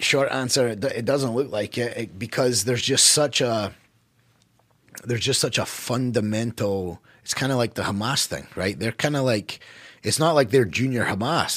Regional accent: United States; as an American

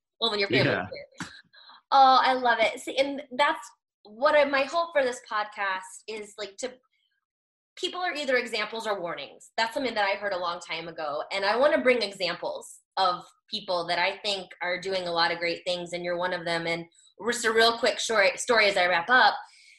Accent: Nebraska, United States; I'm from Nebraska, so it's totally fine.

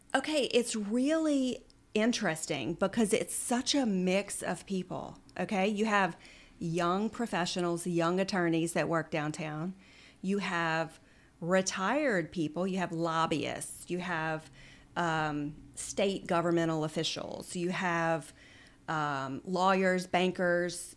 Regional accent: Central, Louisiana, United States; also born or lived in Oxford, Mississippi; We lived in Central. Um, grew up in Central, went to Scotlandville Magnet High School for high school

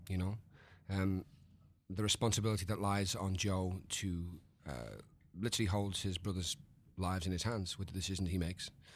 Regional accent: United Kingdom; the British man

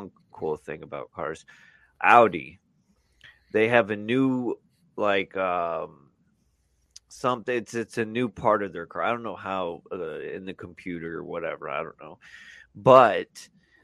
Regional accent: Marion, Indiana, United States; I was born in Marion. And that's where all my family's

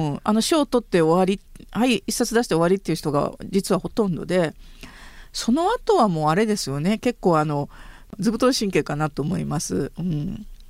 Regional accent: northern Hyogo Prefecture, Japan; 私は出身兵庫県の北部です

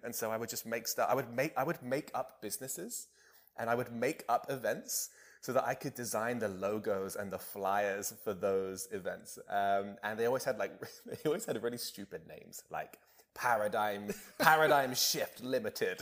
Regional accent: Bonny, England, United Kingdom; my hometown in, uh, in Bonny, England

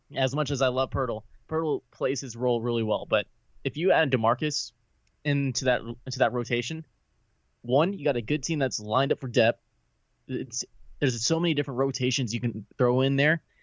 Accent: San Antonio, Texas, United States; moved away as an adult; now in Dallas, United States; I grew up in San Antonio

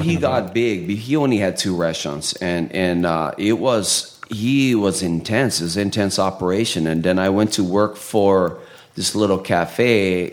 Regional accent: Haleiwa, Hawaii, United States; also born or lived in Portland, Oregon; coming from a small town in Haleiwa in Oahu

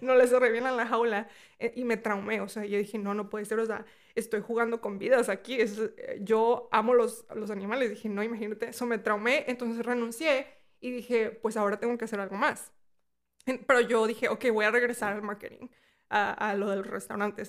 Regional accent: Mexico; now in United States; Yo cuando vivía en México, o sea, yo soy de México, mi abuela vivía aquí

